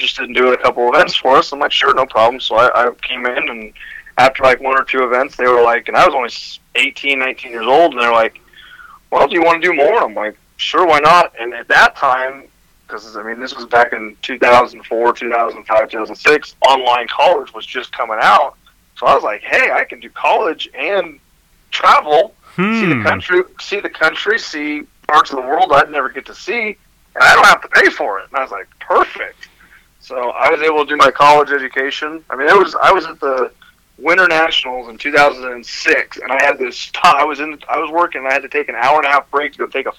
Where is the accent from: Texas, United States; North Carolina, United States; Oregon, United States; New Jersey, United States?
Oregon, United States; moved away as an adult; I'm originally from Oregon